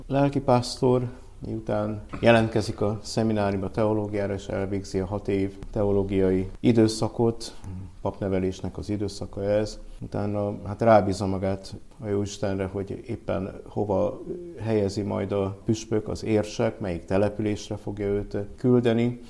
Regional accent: Cluj-Napoca, Cluj County, Romania; moved away as an adult; also born or lived in Budapest, Hungary / Olaszliszka, Hungary; now in Hungary; Én Kolozsváron születtem már, mm. mert szüleim 50-es években Kolozsvára kerültek. Kolozsváron nőttem fel

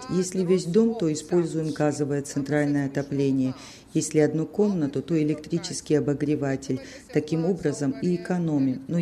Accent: Gagra, Abkhazia, Georgia; Дело в том, что я беженка из Абхазии. Раньше жила в Гаграх.

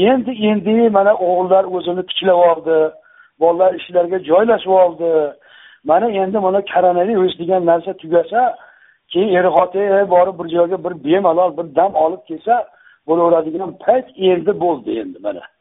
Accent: Yangi Akhsi, Namangan Region, Uzbekistan; o'sha man tug'ilgan joy yangi axsi deyilgan

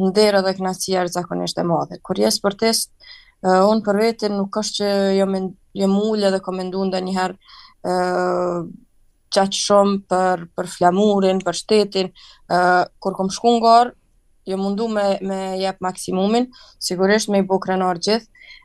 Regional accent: Kosovo; isha prej Kosovës

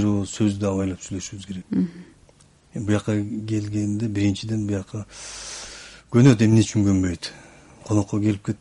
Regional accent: Xinjiang, China; moved away as an adult; now in Kyrgyzstan; паспортумда туулган жер кытай дейт

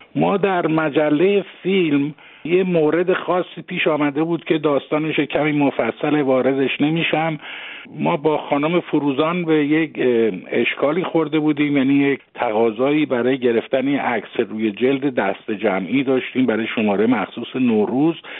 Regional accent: Tehran, Tehran Province, Iran; moved away as an adult; also born or lived in Mashhad; من وقتی که آمدم به تهران در واقع هشت سالم بود و از اون به بعد دیگه من در تهران بزرگ شدم

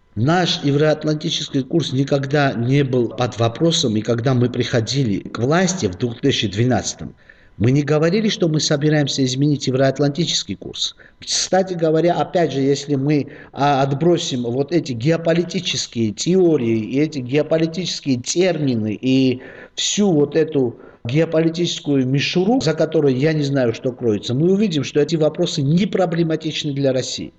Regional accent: Georgia; Мы, грузины

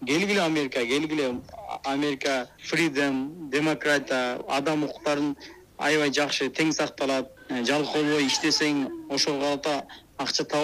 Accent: Kyrgyzstan; now in Chicago, United States; кыргыздар биз келгенде эки миң сегизинчи жылы биз отуз кырктай эле кыргыз болчубуз

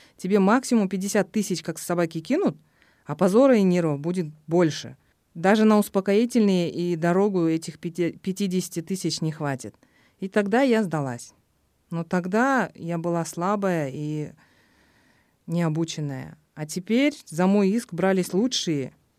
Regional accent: Kyzyl-Kiya, Batken Region, Kyrgyzstan; в родном городе

